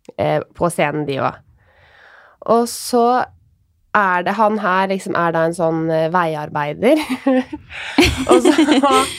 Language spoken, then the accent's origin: Norwegian; Råde, Østfold, Norway; jeg er jo fra Råde